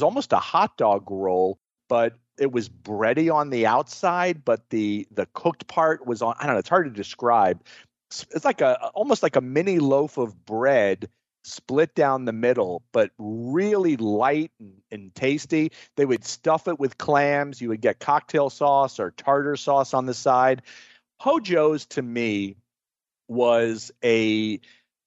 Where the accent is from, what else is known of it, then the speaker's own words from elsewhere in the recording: Miami Beach, Florida, United States; I grew up on Collins Avenue in Miami Beach